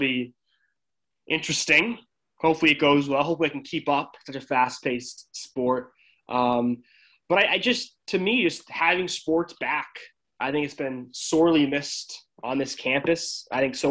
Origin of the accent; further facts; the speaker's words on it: Bow, New Hampshire, United States; I'm from Bow, New Hampshire, so I went to Bow High School